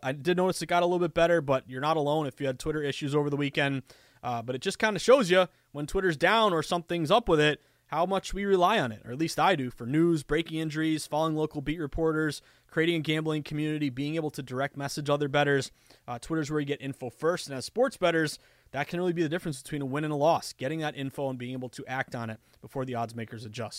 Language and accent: English; United States; also born or lived in Boston